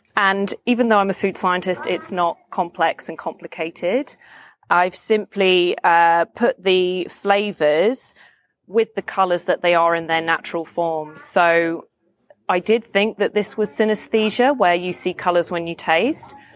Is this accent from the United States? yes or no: no; London, United Kingdom; I'm from London.